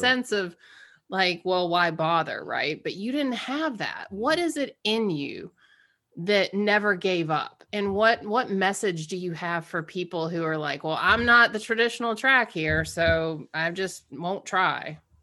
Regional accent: Georgia, United States; we grew up in Georgia, she's black, I'm white

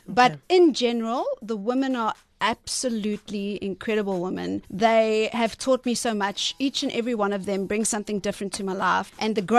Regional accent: Salt Rock, KwaZulu-Natal, South Africa; I'm from Salt Rock

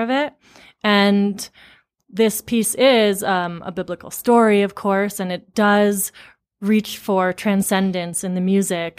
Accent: Amherst, Massachusetts, United States; I grew up in Amherst, Massachusetts

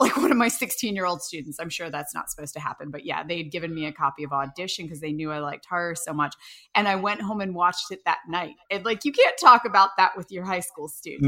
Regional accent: Winchester, Virginia, United States; moved away; I'm Winchester, Virginia

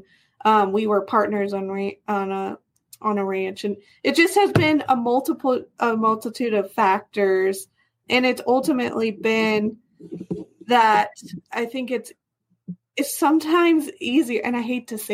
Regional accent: Las Animas, Colorado, United States; also born or lived in La Junta, Colorado / Washington; I grew up in Los Animas

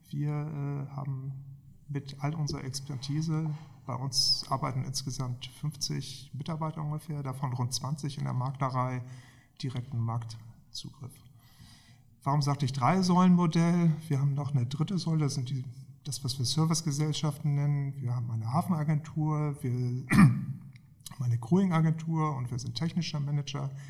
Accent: Hamburg, Germany; Ich bin in Hamburg aufgewachsen, im Westen, wenige Meter von der Elbe weg, also seit frühester Kindheit gesegelt.

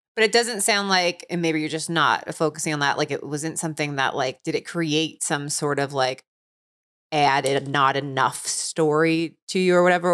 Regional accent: Cincinnati, Ohio, United States; where I grew up in Cincinnati, Ohio

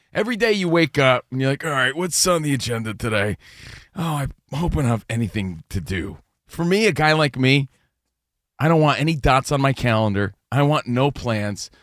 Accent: United States; also born or lived in New Jersey / New York; now in Los Angeles, United States; we're from New Jersey and New York. We're from the East Coast, but we live out here

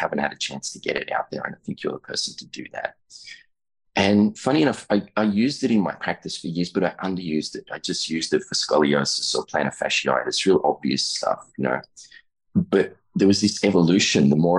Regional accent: Australia; I'm an Australian chiropractor, about 20 years in practice there, a little more.

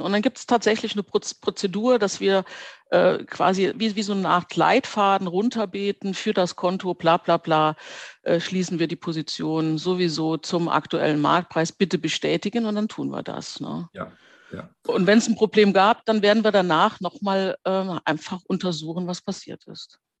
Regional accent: Trier, Rhineland-Palatinate, Germany; moved away as an adult; wollte ich dann wieder nach Trier zurück. Das ist ja meine Geburtsstadt

